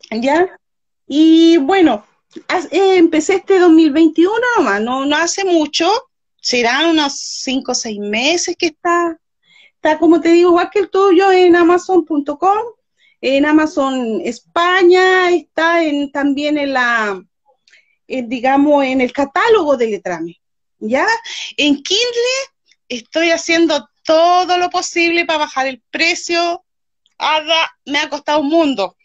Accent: Chile; soy chilena, de acá de Chile, Sudamérica

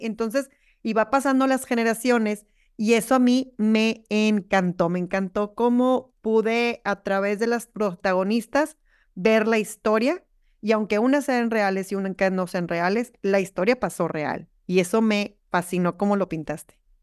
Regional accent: Monterrey, Nuevo León, Mexico; yo soy, nosotros somos de Monterrey, bueno, yo soy de Monterrey

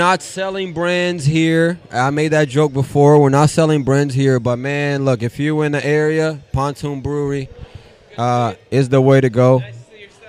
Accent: Sandy Springs, Georgia, United States; moved away; I grew up in Sandy Springs. I no longer live here, but grew up in Sandy Springs

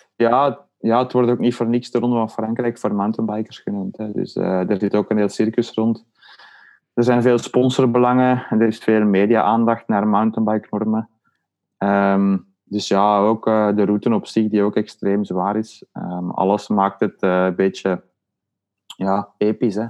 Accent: Leuven, Flanders, Belgium; ik woon eigenlijk ook niet veel meer in Leuven, maar we zijn wel allebei van Leuven afkomstig

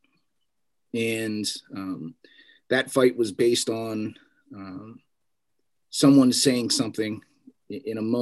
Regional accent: Allentown, Pennsylvania, United States; I was born and raised in Allentown, Pennsylvania, on the eastern side of the state

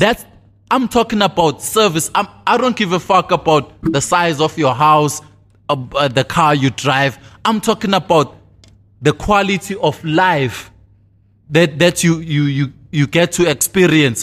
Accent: East Rand, Tembisa, Gauteng, South Africa; I'm from the East Rand, Taroza, born and bred, fourteen twenty-six

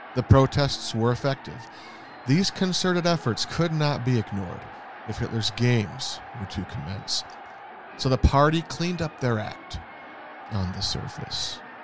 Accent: East Lansing, Michigan, United States; I grew up in East Lansing, Michigan

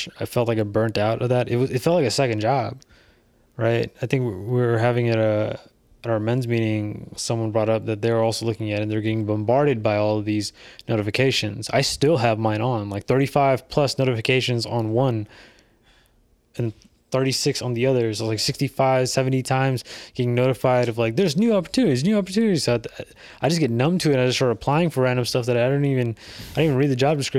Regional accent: California, United States; Bro, we're from the Bay

